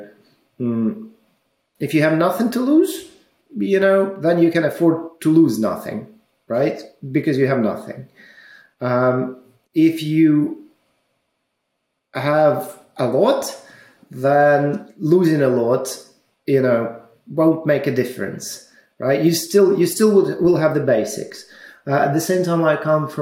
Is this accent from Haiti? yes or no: no; Ukraine; moved away as an adult; also born or lived in Russia; now in United Kingdom; I was born in Ukraine. I studied in Ukraine.